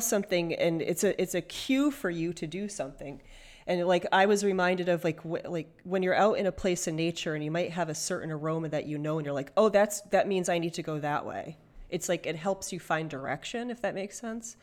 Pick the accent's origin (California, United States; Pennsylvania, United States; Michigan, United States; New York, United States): Michigan, United States; I was born in Michigan